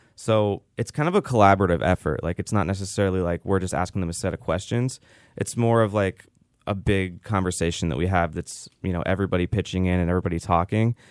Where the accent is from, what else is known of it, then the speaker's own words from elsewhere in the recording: Pittsburgh, Pennsylvania, United States; moved away as an adult; now in Tampa, United States; I'm from the Pittsburgh area originally, and I moved to Tampa in two thousand thirteen